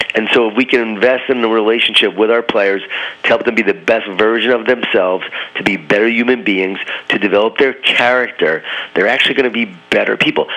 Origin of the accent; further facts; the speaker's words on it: Smithtown, New York, United States; I grew up in Smithtown, right? Well, if I'm a coach now at Smithtown, Long Island, New York